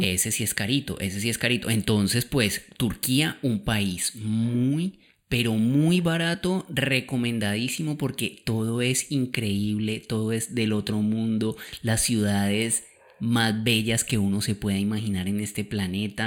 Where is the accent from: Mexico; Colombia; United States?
Colombia; moved away; la primera vez que yo salí de Colombia en mi vida, que fue con mis papás